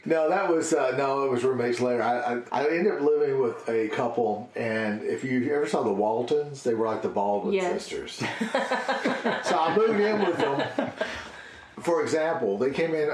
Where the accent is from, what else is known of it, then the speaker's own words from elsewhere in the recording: Tiptonville, Tennessee, United States; moved away as an adult; also born or lived in Memphis; Tiptonville was just my hometown